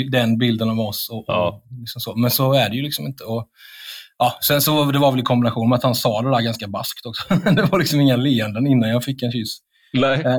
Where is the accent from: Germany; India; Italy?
India; now in Sweden; även om jag kommer från Indien Eh, om det blir krig mellan Sverige och Indien så kommer jag gå först till svenska armén med en Kalashnikov.